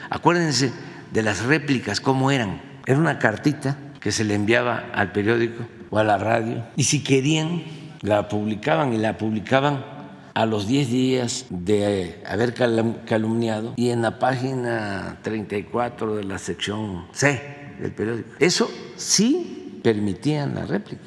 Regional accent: Tabasco, Mexico; moved away as an adult; now in Mexico City, Mexico; yo llegué a la Ciudad de México a principios de 1973 a estudiar en la casa del estudiante tabasqueño. Aquí en Violeta en la colonia Guerrero. Ahí vivíamos 80 estudiantes. Imagínense, 80 tabasqueños jóvenes juntos

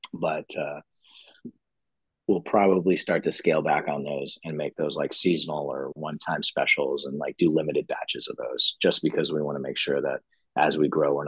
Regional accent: New York, United States; moved away; I'm originally from New York

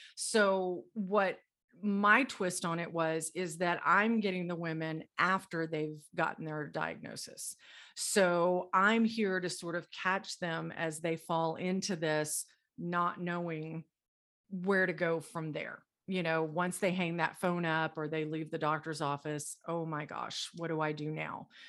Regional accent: Dallas, Texas, United States; now in Colorado, United States; I am originally from Dallas, Texas. I live in Colorado now, but I was born and raised in Dallas, Texas

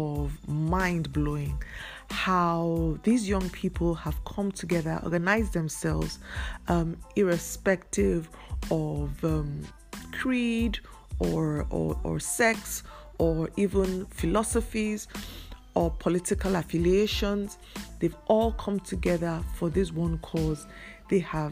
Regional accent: Nigeria; I'm a Nigerian. I live in Nigeria. My business is in Nigeria. I come from Nigeria

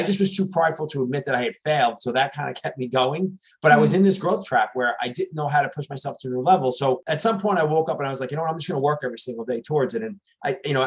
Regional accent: New York City, New York, United States; now in New Jersey, United States; I grew up in New York City.

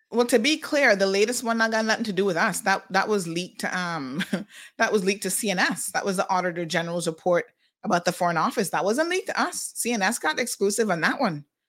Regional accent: Saint Mary, Jamaica; moved away as an adult; also born or lived in Kingston, Jamaica; now in Cayman Islands; I'm Jamaican

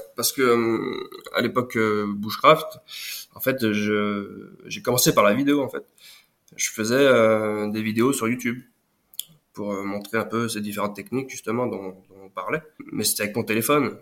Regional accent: Lyon region, Auvergne-Rhône-Alpes, France; also born or lived in Brittany / Pyrénées-Orientales; je suis né en Bretagne, mais très tôt, je suis arrivé en, région, en région euh, lyonnaise

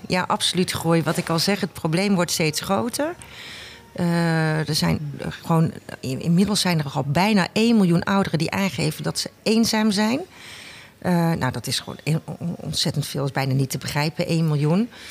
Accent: 's-Hertogenbosch, North Brabant, Netherlands; Ik kom uit Den Bosch

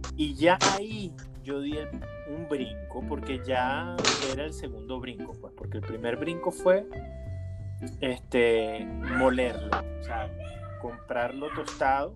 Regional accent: Caracas, Capital District, Venezuela; yo me crié en el Valle de Caracas

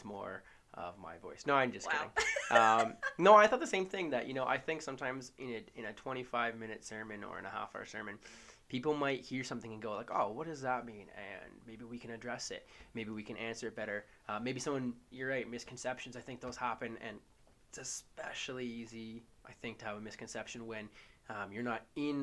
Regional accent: Hamilton, Ontario, Canada; moved away; I'm from Hamilton originally, so not a small town, but a very poor town.

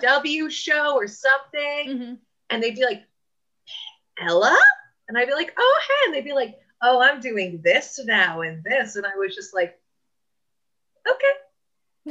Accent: Coto de Caza, California, United States; moved away; I grew up in Quarter Ranch

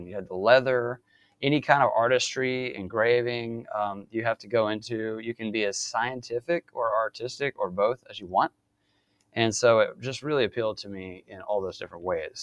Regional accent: Mobile, Alabama, United States; moved away as an adult; now in Virginia, United States; I'm from South Alabama originally, right down in Mobile by the coast, and grew up there.

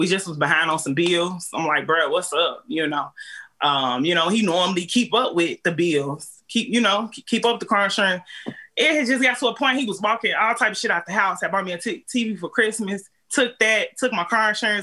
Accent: Chicago, Illinois, United States; now in Clayton County, Georgia, United States; I'm from Chicago, I ain't got nobody down here

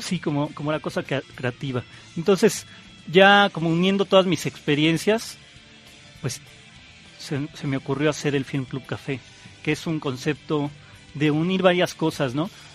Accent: Mexico City, Mexico; yo nací en el DF y estudié justamente en esta escuela Anáhuac

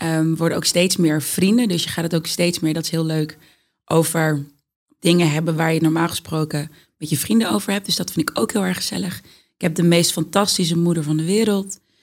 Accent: Amsterdam, North Holland, Netherlands; Ik ben opgegroeid in de Bijlmer, Amsterdam Zuidoost.

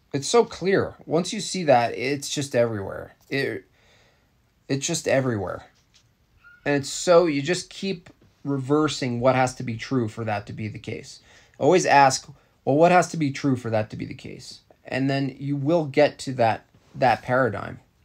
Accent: New York, United States; I'm from New York State

